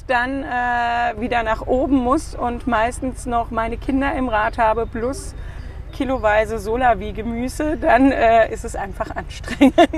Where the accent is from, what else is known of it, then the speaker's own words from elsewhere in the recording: Frankfurt, Hesse, Germany; moved away as an adult; also born or lived in Stuttgart; now in Wiesbaden, Germany; wir sind geborene Frankfurter